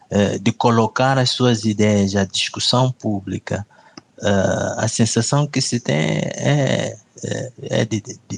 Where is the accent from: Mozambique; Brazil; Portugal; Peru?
Mozambique; Eu sinto-me desrespeitado como moçambicano, né? porque eu gostaria de fazer parte uh, da gestão do nosso país